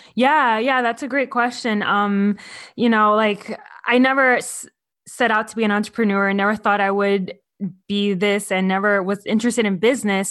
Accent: Miami, Florida, United States; moved away as an adult; now in California, United States; I'm from Florida

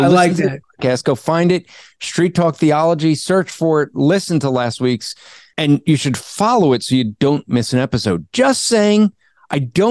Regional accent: New Jersey, United States; I'm from Jersey

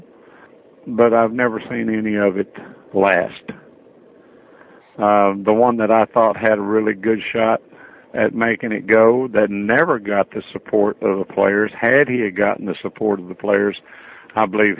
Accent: Metropolis, Illinois, United States; also born or lived in Florida; I was born and raised in Metropolis, Illinois.

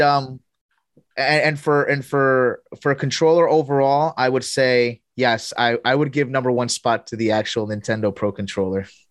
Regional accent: Colombia; moved away; also born or lived in here (unspecified, likely US); I grew up half of my life here, and my other half, I grew up in Colombia

